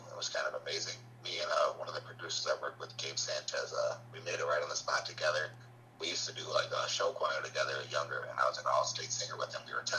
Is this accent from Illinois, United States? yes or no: yes; Riverdale, Illinois, United States; now in Hammond, United States; I was, like, raised more like a Riverdale outside of Chicago, but now I'm actually from Hammond.